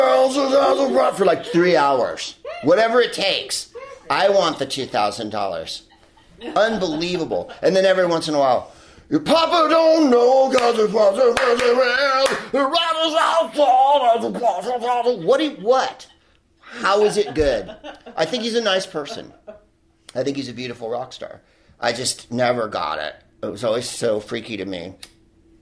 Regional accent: San Carlos, California, United States; I lived on the West Coast. I'm from San Carlos, the whitest place on earth

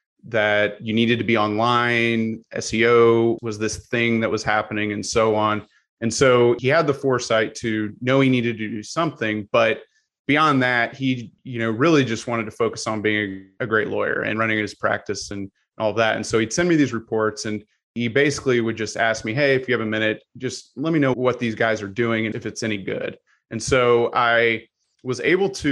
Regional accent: Missouri, United States; I am originally from Missouri

